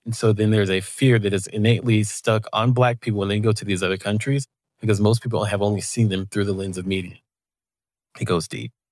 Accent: the South, United States; I am from the South.

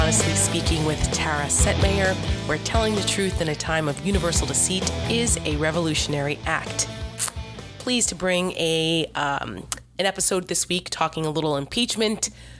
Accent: New Jersey, United States; I'm from New Jersey. Anyone who listens to me on a regular basis or follows me on Twitter knows that I talk about being a Jersey girl all the time. And I'm biracial.

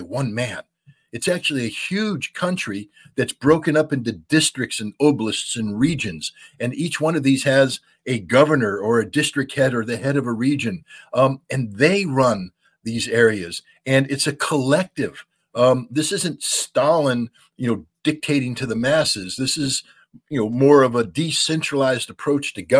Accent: United States; I'm an American

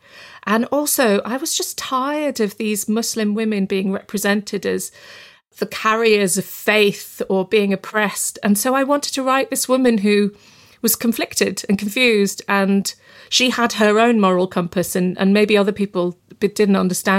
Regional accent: Bradford, Yorkshire and the Humber, United Kingdom; I mean, I grew up in Bradford in West Yorkshire and, you know, a British Pakistani community, and they absolutely care about that city.

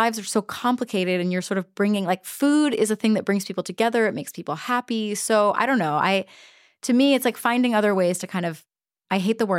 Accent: the South, United States; I'm from the South.

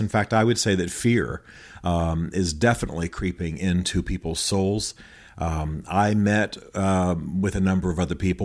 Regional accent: United States; I'm American

